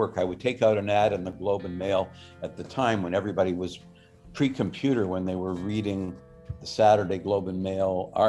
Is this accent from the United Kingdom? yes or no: no; Canada; the good things and the bad things about life professionally as a Canadian contemporary artist.